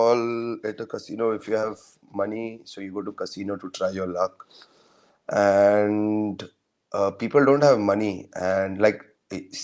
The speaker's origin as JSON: {"language": "English", "country": "India", "said": "I'm a Indian"}